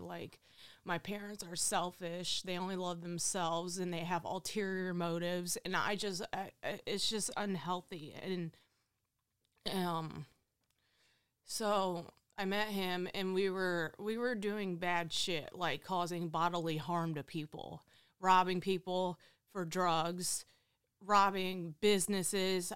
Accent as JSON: {"language": "English", "town": "Findlay", "region": "Ohio", "country": "United States", "tie": "born or raised there", "said": "I am from Findlay, Ohio. I was born and raised here"}